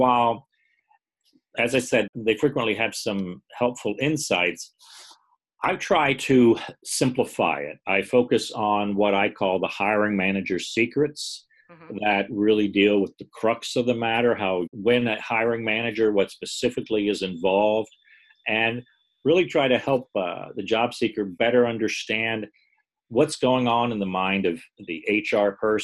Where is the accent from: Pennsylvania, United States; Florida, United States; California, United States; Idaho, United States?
Florida, United States; St. Petersburg; I'm from the St. Pete, Tampa Bay, Florida area.